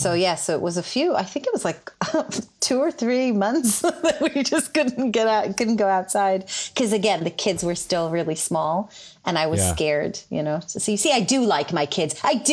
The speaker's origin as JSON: {"language": "English", "country": "Israel", "tie": "born or raised there", "first_language": "Hebrew", "second_language": "English", "moved": "as an adult", "lives_now": "United Kingdom", "said": "And I grew up in Israel."}